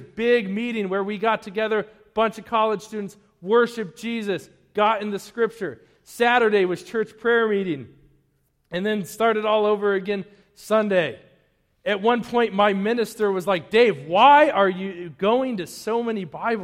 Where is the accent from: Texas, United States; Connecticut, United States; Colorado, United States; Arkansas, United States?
Colorado, United States; Denver; also born or lived in Eastern Plains, Colorado; now in Wakefield, United States; I grew up in Denver. Before I moved to that dusty cow town on the Eastern Plains, I was like 15 minutes from the mountains.